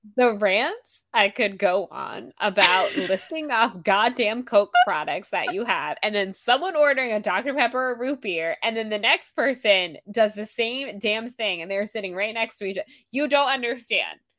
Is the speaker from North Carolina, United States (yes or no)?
no; Florida, United States; I was born and raised in Florida